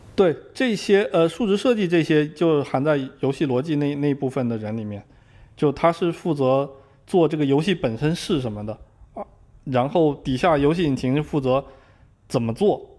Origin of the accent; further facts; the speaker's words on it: Zhangzhou, Fujian, China; moved away as an adult; also born or lived in Beijing; now in Seattle, United States; 我是福建人，我在福建漳州是属于福建最南端的那个地方